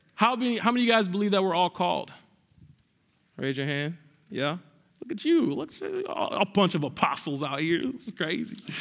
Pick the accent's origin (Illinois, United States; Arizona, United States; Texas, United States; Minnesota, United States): Minnesota, United States; Minneapolis; I am actually from Southside Minneapolis